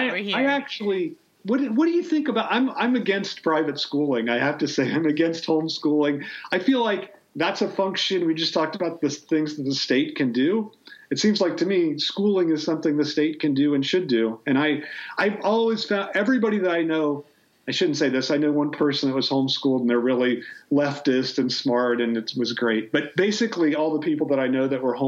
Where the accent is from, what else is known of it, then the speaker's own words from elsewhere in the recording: Ohio, United States; I'm from Ohio